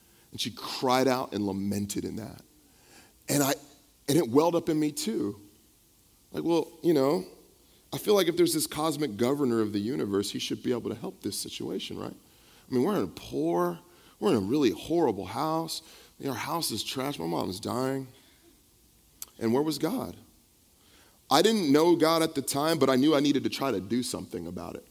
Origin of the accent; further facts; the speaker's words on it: the Bay Area, California, United States; also born or lived in San Mateo / Vallejo / Pittsburg / Bayview; I grew up here in the Bay Area